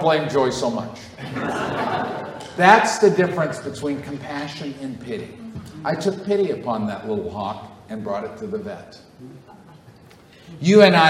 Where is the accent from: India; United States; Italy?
United States; Northeast; I grew up in the Northeast, I'm a Yankee to the bone